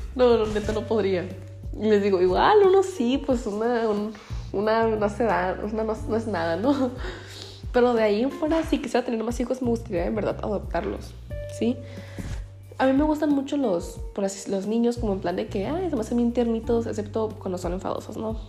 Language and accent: Spanish; Ensenada, Baja California, Mexico; soy de Ensenada